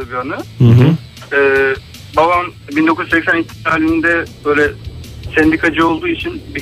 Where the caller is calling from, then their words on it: Istanbul, Turkey; ben İstanbul'dan.